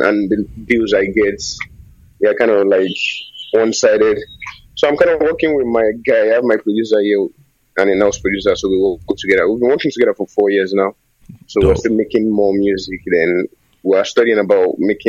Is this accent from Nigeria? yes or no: yes; Nigeria; I'm from Nigeria.